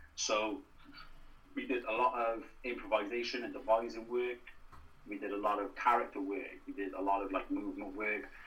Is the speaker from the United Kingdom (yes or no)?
yes; Newport, Wales, United Kingdom; also born or lived in Carmarthen; I want to get as far away from Newport as I can